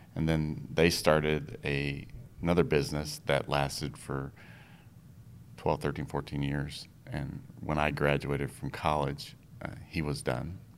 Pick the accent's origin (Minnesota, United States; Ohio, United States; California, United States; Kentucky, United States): Minnesota, United States; moved away as an adult; also born or lived in Iowa; now in Texas, United States; I was born in Iowa and we moved all over the place, but when I was in fourth grade, we moved to Minnesota